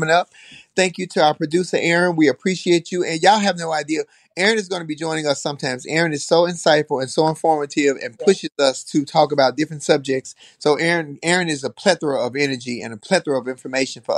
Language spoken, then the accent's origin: English; Chicago, Illinois, United States; I'm from Chicago